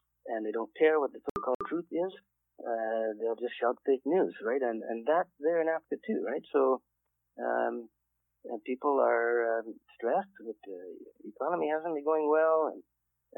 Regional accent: Canada; moved away; also born or lived in Zimbabwe; I'm Canadian. I landed in Zimbabwe

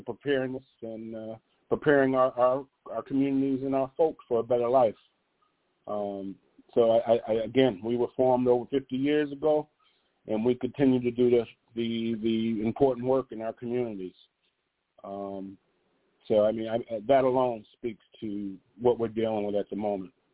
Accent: New Haven, Connecticut, United States; I'm from New Haven, Connecticut

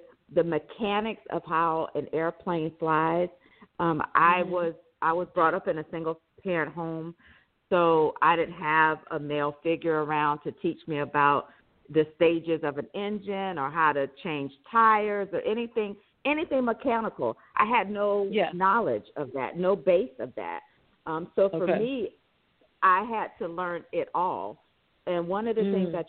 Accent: Sumter, South Carolina, United States; moved away as an adult; also born or lived in Houston, Texas; I grew up in Sumter, South Carolina, where there was Shaw Air Force Base.

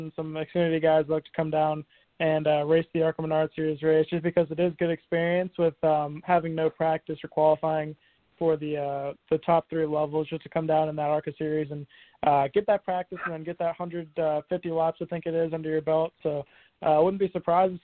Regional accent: Marietta, Georgia, United States; I grew up in Marietta, Georgia

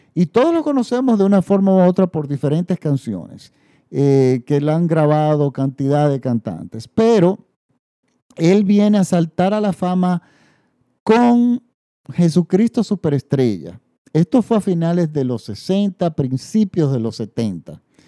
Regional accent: Dominican Republic; en mi país, la República Dominicana, que no tenemos tradición de musical

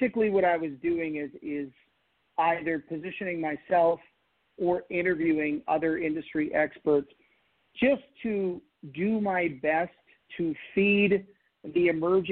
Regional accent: Canada; I'm a Canadian

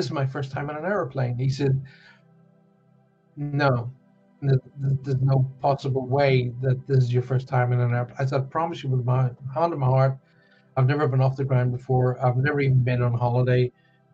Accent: Ireland; now in Cornwall, United Kingdom; I was brought up on a farm in the middle of Ireland

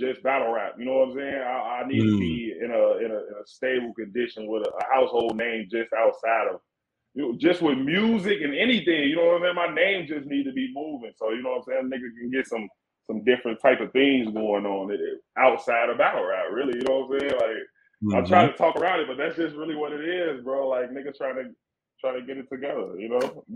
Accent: Chicago, Illinois, United States; I'm from Chicago, nigga. I grew up right across the street from the United Center

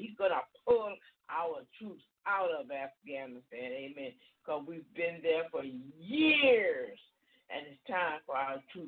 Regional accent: United States; being an American, because this is where I was born

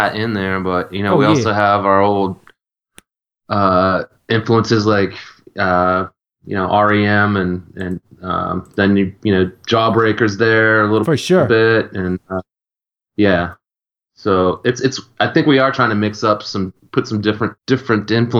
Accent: Richmond, Virginia, United States; moved away as an adult; also born or lived in Pennsylvania / Philadelphia; I'm actually from Richmond, Virginia originally.

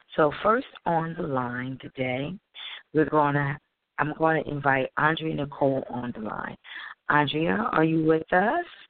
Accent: Wilmington, Delaware, United States; I'm from Wilmington, Delaware

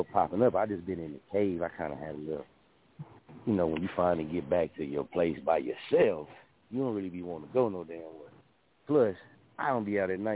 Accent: Muskogee, Oklahoma, United States; also born or lived in Wichita, Kansas; I'm from Muskogee, Oklahoma

